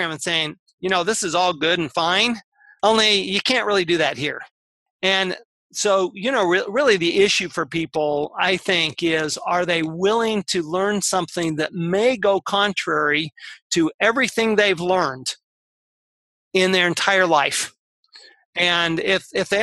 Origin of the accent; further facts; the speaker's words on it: Salt Lake City, Utah, United States; I grew up in Salt Lake City, Utah.